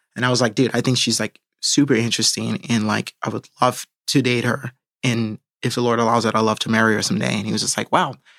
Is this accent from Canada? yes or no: no; Hawaii, United States; moved away; fly back home to Hawaii to shoot backstory where I grew up in my hometown.